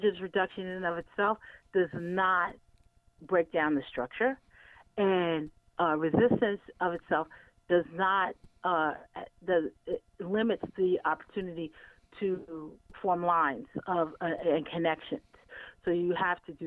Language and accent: English; United States; as Muslims, as American Muslims